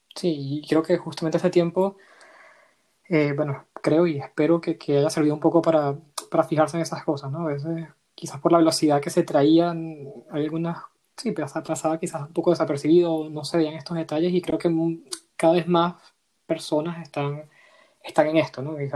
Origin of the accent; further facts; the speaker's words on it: Venezuela; moved away as an adult; also born or lived in Madrid, Spain; now in Spain; yo soy venezolano y tengo dos años viviendo, eh, dos, poco más de dos años viendo aquí.